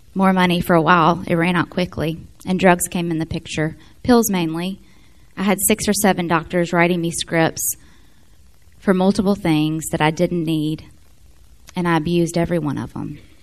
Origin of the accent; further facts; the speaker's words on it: Memphis, Tennessee, United States; also born or lived in Florence, Alabama; I'm from Florence. We moved to Memphis in 81. I was one